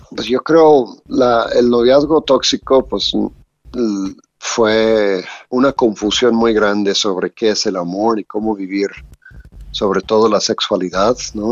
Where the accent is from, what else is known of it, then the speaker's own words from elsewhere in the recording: Louisiana, United States; moved away as an adult; now in Mexico; Soy de Estados Unidos, de Luisiana